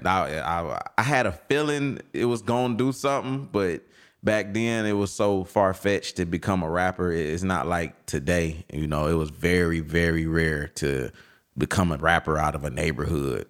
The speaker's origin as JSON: {"language": "English", "town": "Detroit", "region": "Michigan", "country": "United States", "tie": "born or raised there", "said": "the west side, west side of Detroit, Finkel Ave, Strathmore Block."}